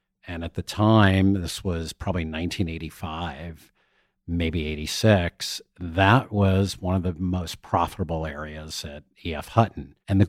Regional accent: Somerset, New Jersey, United States; I grew up in Somerset, New Jersey, middle class area. It was a Levitt town with four different styles of homes.

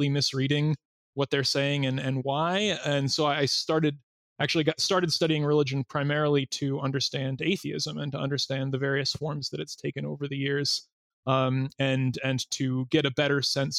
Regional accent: Massachusetts, United States; moved away as an adult; also born or lived in North Carolina; I grew up in Massachusetts and at a Baptist church

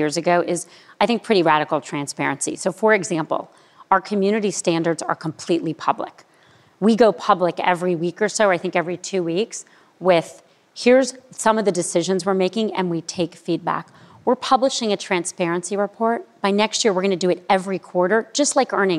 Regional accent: Miami, Florida, United States; I grew up in Miami

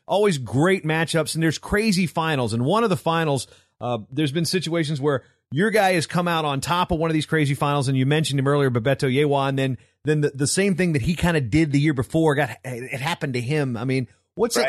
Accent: Virginia, United States; my home state of Virginia

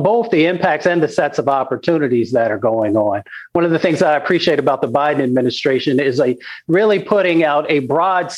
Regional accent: Appalachia, United States; I come from Appalachia

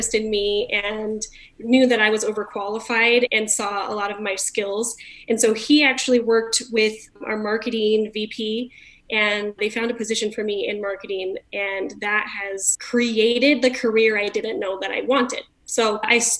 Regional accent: California, United States; now in Utah, United States; I'm from California originally

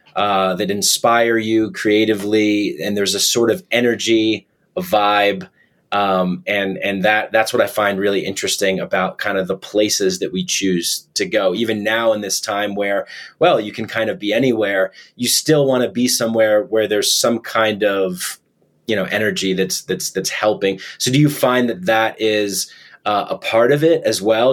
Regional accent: New York, United States; that's where i started stand-up comedy i'm from new york

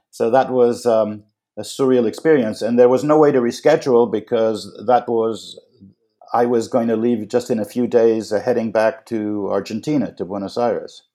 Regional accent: New York City, New York, United States; a kid growing up in Manhattan

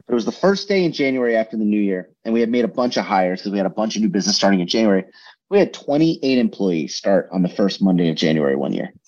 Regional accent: New Jersey, United States; where I grew up in New Jersey was the middle of fucking nowhere

